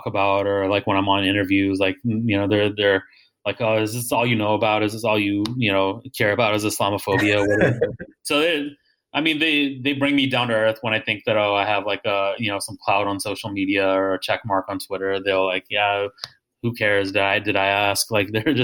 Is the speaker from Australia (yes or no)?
no; United States; I was born here